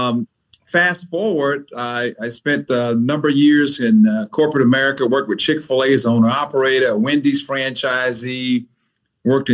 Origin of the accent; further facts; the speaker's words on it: Mississippi, United States; also born or lived in Atlanta, Georgia; now in Raleigh, United States; I grew up in Mississippi in the 60s.